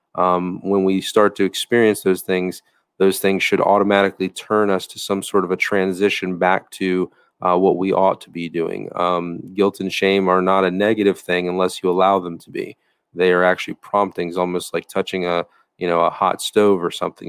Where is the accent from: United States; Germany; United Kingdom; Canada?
United States